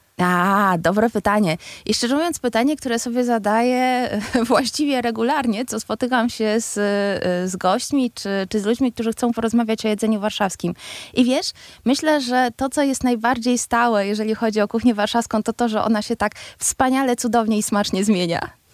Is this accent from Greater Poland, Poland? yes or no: no; Warsaw, Masovian Voivodeship, Poland; my, warszawiacy, urodzeni bądź, y, bądź przyjezdni, ale ci wszyscy, którzy uważają się za warszawiaków